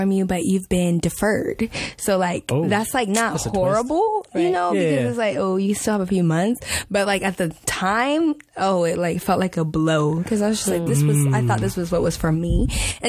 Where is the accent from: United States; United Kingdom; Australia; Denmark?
United States; Maryland; moved away as an adult; I'm from the DMV, so I'm from Maryland